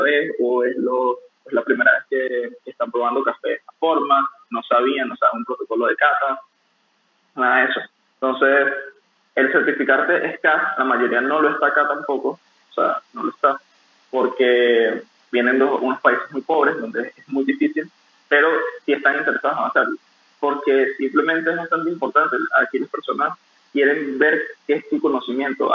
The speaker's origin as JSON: {"language": "Spanish", "country": "Venezuela", "also_born_or_lived": "Peru", "moved": "as an adult", "lives_now": "Dubai, United Arab Emirates", "said": "yo soy de, de, Venezuela."}